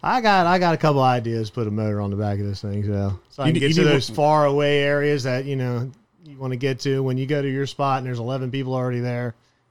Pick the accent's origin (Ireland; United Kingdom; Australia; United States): United States; Miami, Florida; I grew up in Miami on the canals, in between Miami.